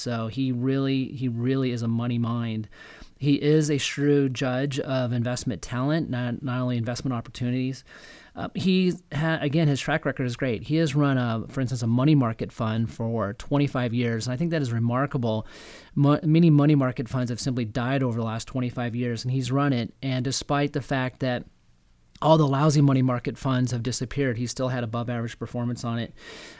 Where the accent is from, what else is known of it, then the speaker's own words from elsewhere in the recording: Nebraska, United States; I'm from Nebraska.